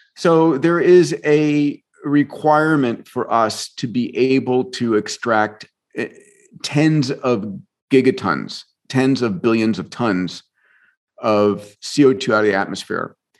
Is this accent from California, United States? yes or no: no; Long Island, New York, United States; also born or lived in Bronx, New York; I was born in the Bronx, grew up in New York, in Long Island